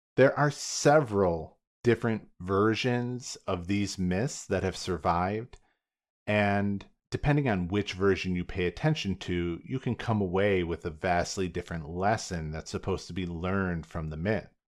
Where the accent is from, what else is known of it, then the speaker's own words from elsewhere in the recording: United States; me as an American in the twenty-first century